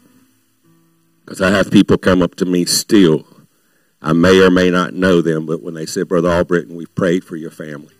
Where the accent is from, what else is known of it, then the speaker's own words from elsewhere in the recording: Baton Rouge, Louisiana, United States; I was raised in Baton Rouge